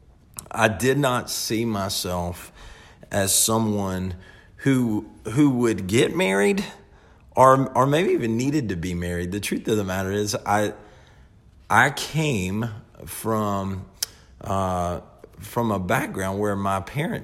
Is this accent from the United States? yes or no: yes; the Bible Belt, United States; growing up in the Bible Belt, we all kind of just know the Lord